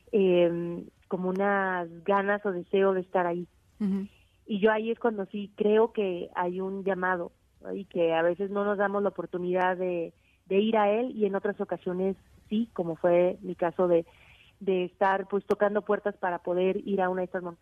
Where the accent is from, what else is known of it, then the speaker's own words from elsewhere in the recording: Aguascalientes, Mexico; yo soy de Aguascalientes donde no hay montañas